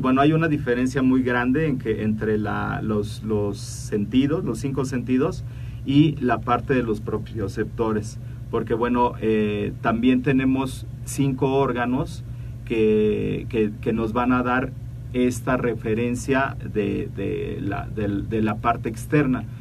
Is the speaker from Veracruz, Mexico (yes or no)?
no; Mexico City, Mexico; los que somos de la Ciudad de, de México